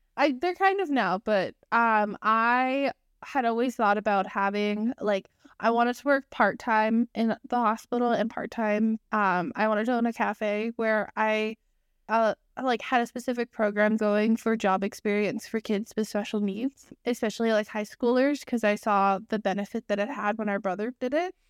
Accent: United Kingdom; You can tell that we're British

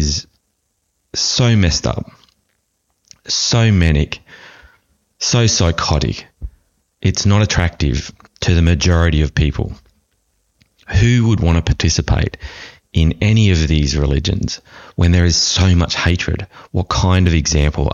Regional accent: Australia; having being an Australian

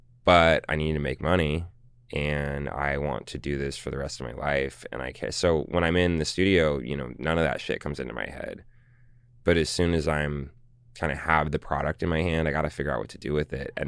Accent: Los Angeles, California, United States; also born or lived in San Francisco; I'm from Los Angeles, our family. So, you know, I was able to travel the coast a bit and go, and I have family in San Francisco, and that's where I was born.

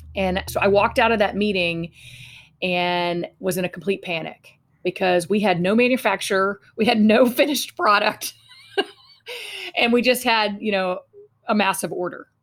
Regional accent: Fort Worth, Texas, United States; I was raised in Fort Worth, Texas

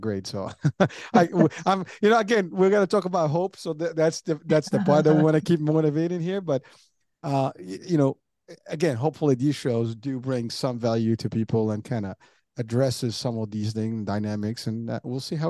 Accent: New York, United States; also born or lived in Pennsylvania; now in Central New Jersey, United States; I'm from New York, so, you know, the pace is very high

